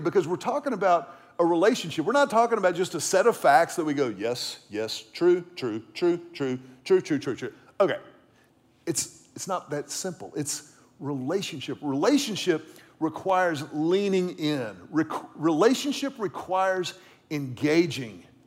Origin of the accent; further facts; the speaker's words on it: the Texas coast, United States; I grew up around the Texas coast